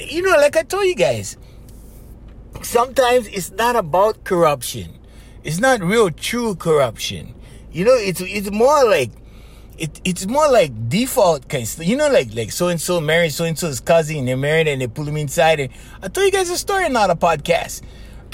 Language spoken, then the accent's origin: English; Kauai, Hawaii, United States; where I come from Kauai